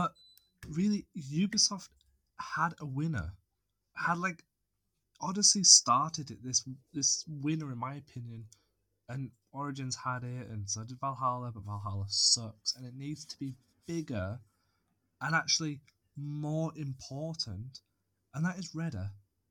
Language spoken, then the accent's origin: English; United Kingdom; I'm British